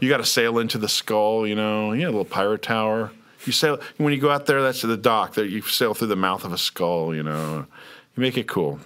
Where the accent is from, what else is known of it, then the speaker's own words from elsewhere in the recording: Lawrence, Kansas, United States; moved away; I'm from Lawrence.